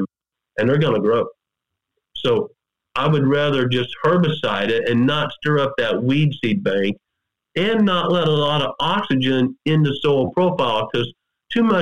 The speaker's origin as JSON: {"language": "English", "region": "Missouri", "country": "United States", "tie": "born or raised there", "said": "I grew up scouting turkeys in Missouri."}